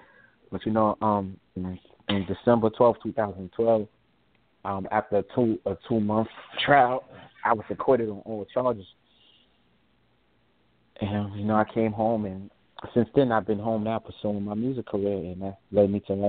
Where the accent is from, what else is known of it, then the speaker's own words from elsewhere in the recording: New York City, New York, United States; also born or lived in Harlem / Brooklyn; I was born in Harlem. I was raised in the Bronx. I went in foster care when I was about 8 years old. And we was living in Brooklyn